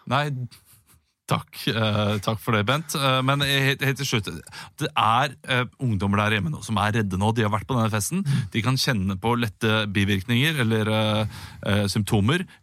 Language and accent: Norwegian; Rogaland, Norway; riv det hadde vi ikke der hvor jeg vokste opp, utenfor Stavanger.